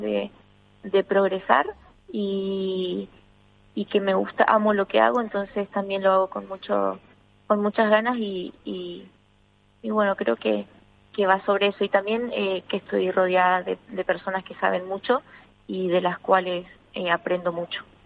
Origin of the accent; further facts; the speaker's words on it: Argentina; now in Spain; poder ser un referente en mi país